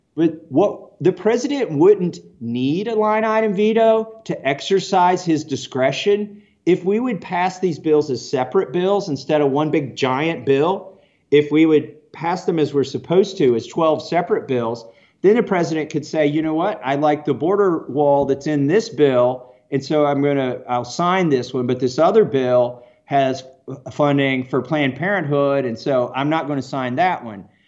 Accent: Kentucky, United States; I'm from Kentucky.

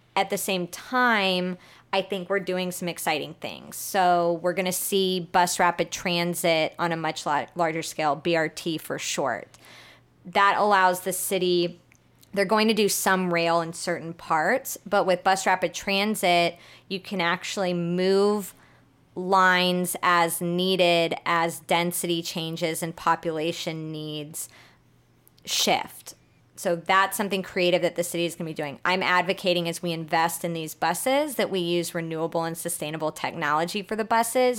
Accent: Houston, Texas, United States; also born or lived in New Orleans; I'm born and raised in Houston

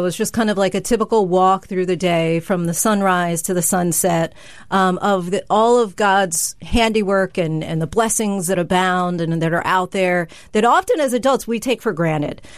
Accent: New Jersey, United States; also born or lived in Virginia; I grew up in New Jersey with uh, mom, dad, and older sister

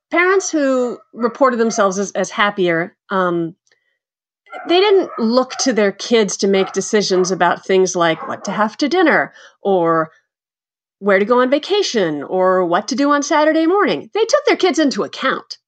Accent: Texas, United States; moved away; also born or lived in Kansas / Chicago / New York; I grew up in Texas and Kansas

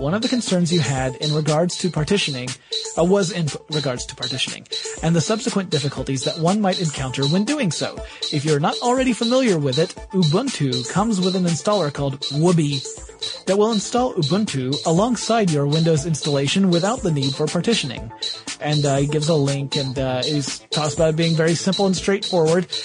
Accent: the South, United States; I am from the South

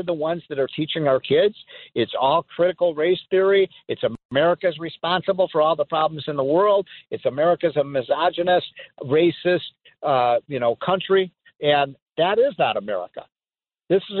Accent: Illinois, United States; my home state of Illinois

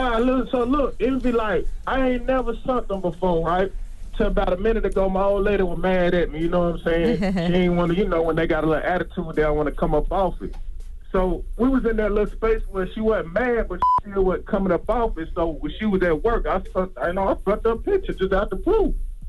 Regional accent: Charlotte, North Carolina, United States; I'm from Charlotte, baby.

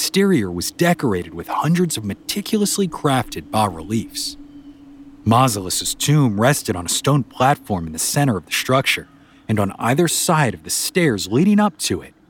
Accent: New Orleans, Louisiana, United States; I grew up down in New Orleans

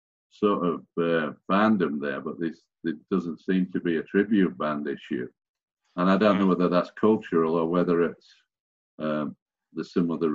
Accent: Sheffield, Yorkshire and the Humber, United Kingdom; So I'm from Sheffield

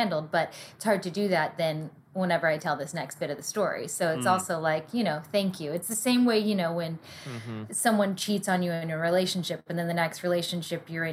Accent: the South, United States; I grew up in the South

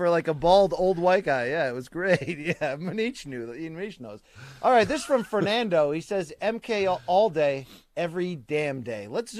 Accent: Chennai, Tamil Nadu, India; I'm from Chennai, India. I felt it was about time that I represent

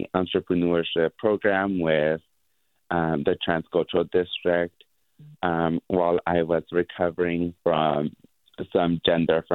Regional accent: San Francisco, California, United States; growing up in San Francisco

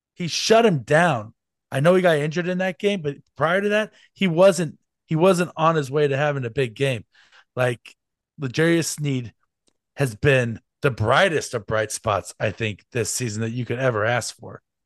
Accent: Kansas City, Missouri, United States; I was born in Kansas City

